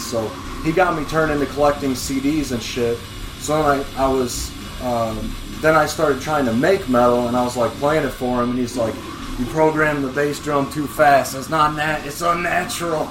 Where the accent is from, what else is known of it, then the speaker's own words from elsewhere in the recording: Quad Cities, United States; also born or lived in Carbondale, Illinois; I was moving from Carbondale to uh, back home to the Quad Cities